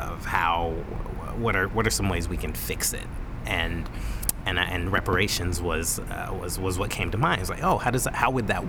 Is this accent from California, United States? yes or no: no; Texas, United States; moved away as an adult; I lived there for 11 years, from like age 11 to 21